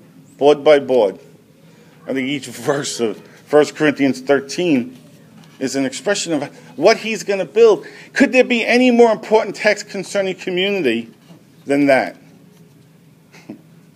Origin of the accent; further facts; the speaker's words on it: United States; as American Christians who've been involved in church, many of us for a good portion of our lives